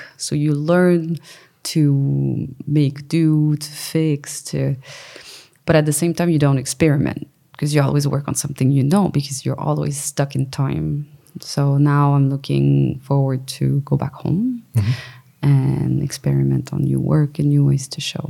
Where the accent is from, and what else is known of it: Quebec, Canada